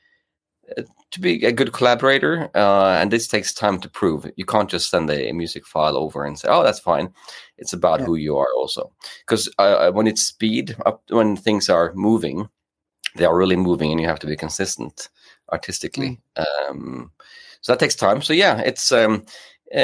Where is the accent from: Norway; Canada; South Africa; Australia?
Norway; English is a second language; also born or lived in England; now in Gothenburg, Sweden; I'm based in Gothenburg in Sweden, but I'm from Norway.